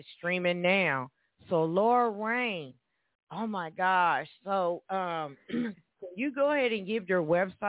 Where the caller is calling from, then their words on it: Evansville, Indiana, United States; And I'm calling from Evansville, Indiana. Hey, Evansville natives out there.